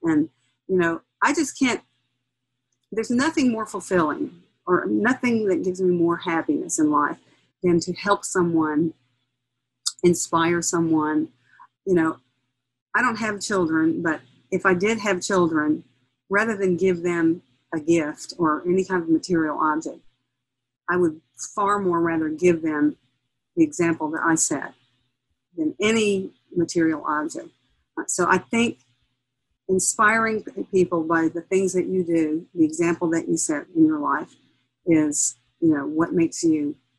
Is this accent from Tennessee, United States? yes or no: yes; Nashville, Tennessee, United States; I was born in Nashville. I grew up in a musical family